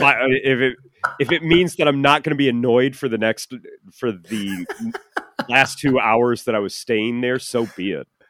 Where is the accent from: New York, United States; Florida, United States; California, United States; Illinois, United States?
Illinois, United States; Chicagoland area; I'm from the Chicagoland area